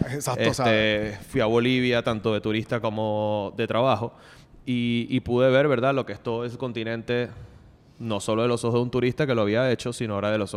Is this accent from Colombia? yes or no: yes; Bogotá, Colombia; ah, mala mía, mala mía, que vengo de Bogotá, que era un poquito más formal